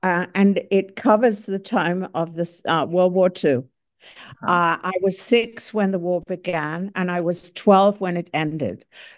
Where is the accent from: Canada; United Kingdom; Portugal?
United Kingdom; Croydon, London; 162 of them landed in Croydon, my hometown, which is south of London proper.